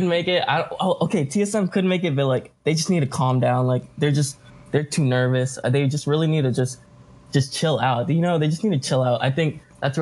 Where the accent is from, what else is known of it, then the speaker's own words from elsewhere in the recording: Houston, Texas, United States; I'm born in Houston, raised in Houston, so it's all about Clutch City.